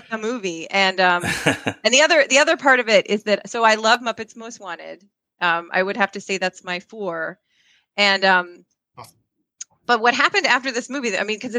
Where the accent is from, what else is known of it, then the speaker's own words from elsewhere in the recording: Eastern Pennsylvania, United States; Like I grew up on Eastern Pennsylvania. And so half of my television stations were Philly and half of them were New York.